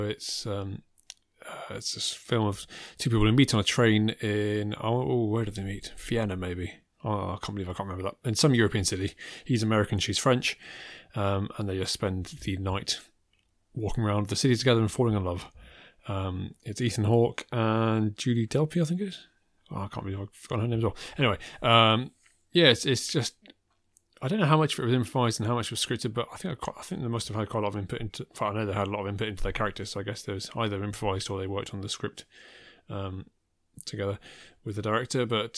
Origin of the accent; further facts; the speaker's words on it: England, United Kingdom; I was born in England, I stayed in England. I don't have the kind of any of the immigrant experience.